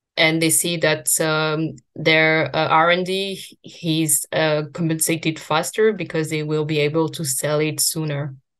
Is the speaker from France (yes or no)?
yes; France; I grew up in France